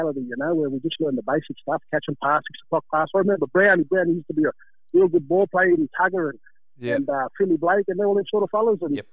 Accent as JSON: {"language": "English", "town": "Taree", "region": "New South Wales", "country": "Australia", "tie": "born or raised there", "also_born_or_lived": "Purfleet", "said": "I'm a Taree boy, but I spent a lot of my youth out at Perth, Lee. That's our local Aboriginal community, where most of my family all still live. That's where I grew up, born and bred."}